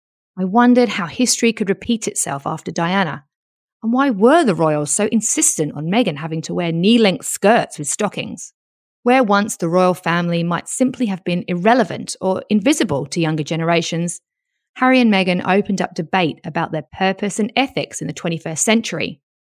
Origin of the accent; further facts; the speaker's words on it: United Kingdom; now in Australia; I'm British